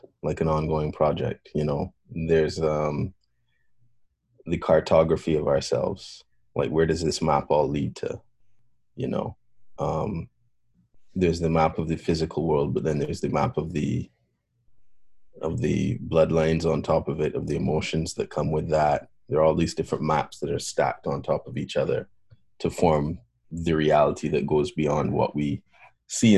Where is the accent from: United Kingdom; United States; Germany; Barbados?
Barbados; moved away; also born or lived in Canada; I was born in Canada, grew up in Barbados